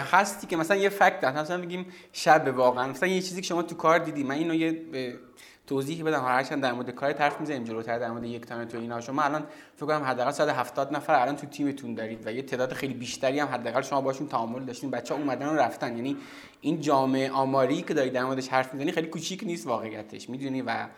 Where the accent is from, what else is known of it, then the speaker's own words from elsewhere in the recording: Zahedan, Sistan and Baluchestan, Iran; moved away as an adult; also born or lived in Zabol / Tehran; من که مثلا توی زاهدان به دنیا توی زابل به دنیا آمدم و بعد توی زاهدان بزرگ شدم